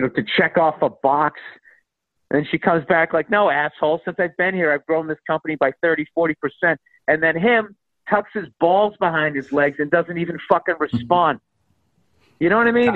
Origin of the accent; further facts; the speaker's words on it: Boston, Massachusetts, United States; accent: Boston; my Boston accent